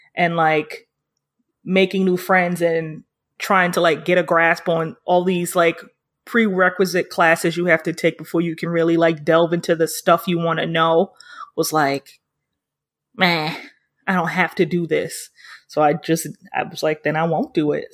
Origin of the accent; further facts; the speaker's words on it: New York City, New York, United States; I'm from Harlem.